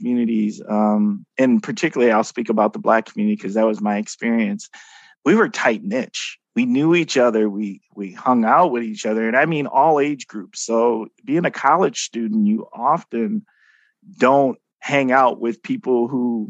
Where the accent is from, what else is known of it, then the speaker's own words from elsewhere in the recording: Milwaukee, Wisconsin, United States; moved away as an adult; also born or lived in Oshkosh, Wisconsin; now in Fox Cities, United States; I'm from Milwaukee, inner city Milwaukee, not the one of the suburbs outside of Milwaukee. I had always gone to schools where I was one of very few people of color. And I mean, that's my entire school experience from kindergarten through high school